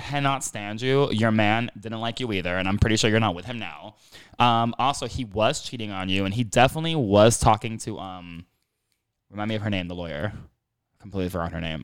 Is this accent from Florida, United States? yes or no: yes; Miami, Florida, United States; accent: Kendall South Miami accent; first language English; moved away; I grew up in Miami